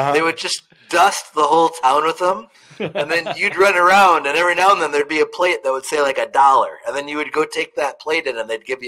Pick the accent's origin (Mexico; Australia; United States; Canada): United States; Spring Valley, Wisconsin; We all know that I'm from Wisconsin, right? And the little town that I went to school was Spring Valley, Wisconsin, okay?